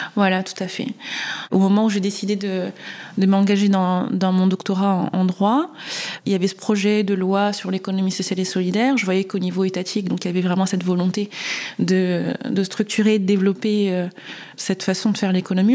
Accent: Réunion; j'ai grandi à La Réunion

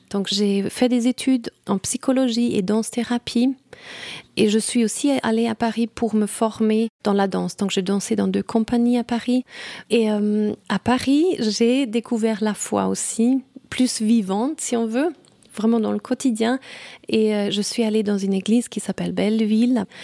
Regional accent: Saudi Arabia; also born or lived in Brazil; Et je suis née au Brésil et puis après on est allé, en Arabie Saoudite.

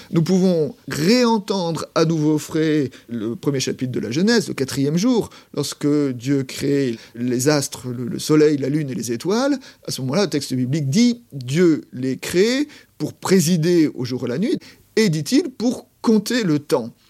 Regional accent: Poissy, Île-de-France, France; Ah bah non, je viens de Poissy.

